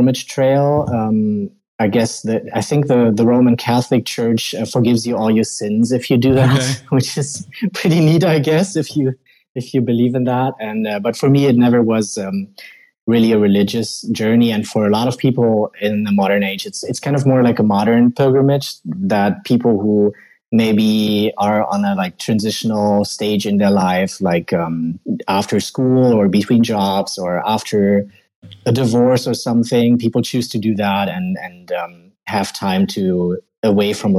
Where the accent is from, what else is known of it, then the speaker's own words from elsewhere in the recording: western Germany, Germany; English is a second language; I'm from Germany, Western Germany, very close to the Netherlands.